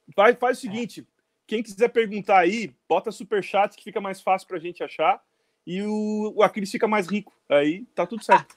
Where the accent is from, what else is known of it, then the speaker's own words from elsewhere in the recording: Criciúma, Santa Catarina, Brazil; Criciúma, Santa Catarina